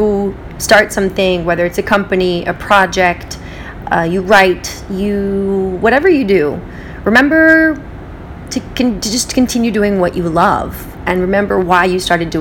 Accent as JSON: {"language": "English", "region": "West Coast", "country": "United States", "tie": "born or raised there", "also_born_or_lived": "Israel", "moved": "yes", "lives_now": "New York, United States", "said": "I live in New York, I grew up on the West Coast, I lived in Israel"}